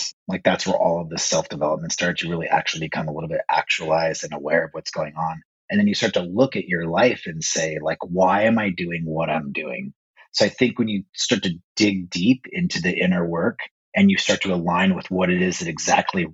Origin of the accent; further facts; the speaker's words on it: Las Vegas, Nevada, United States; So I was born and raised in Las Vegas, Nevada. I lived there for about 40 years of my life.